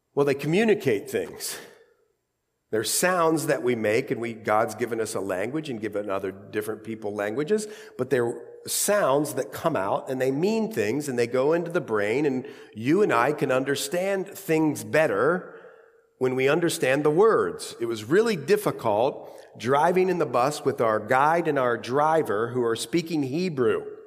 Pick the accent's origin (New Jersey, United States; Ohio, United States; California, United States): Ohio, United States; accent: Ohio; my Ohio accent